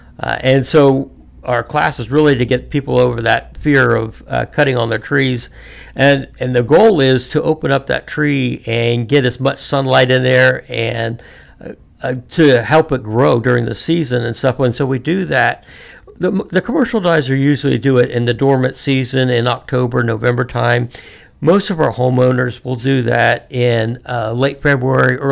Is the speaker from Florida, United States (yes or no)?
yes; Florida, United States; moved away as an adult; also born or lived in Amesville, Ohio / Arkansas / Missouri; now in Athens County, Ohio, United States; we ended up moving down to down to Florida. And I spent the rest of my youth growing up in Florida.